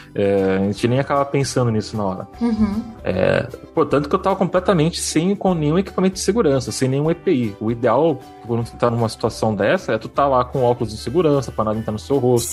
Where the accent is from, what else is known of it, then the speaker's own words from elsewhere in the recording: Peruíbe, São Paulo, Brazil; eu sou de São Paulo, né, eu nasci em São Paulo, daí eu, só que a maior acho, parte da minha infância eu morei em Peruíbe